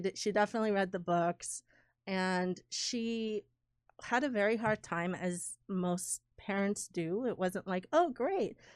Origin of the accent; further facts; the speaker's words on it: Iran; moved away; I was born in Iran, um, in nineteen seventy-seven